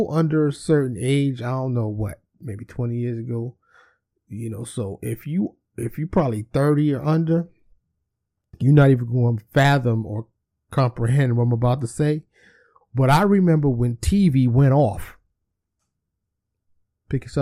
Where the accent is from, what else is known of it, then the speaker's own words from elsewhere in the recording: New York City, New York, United States; I grew up in New York City.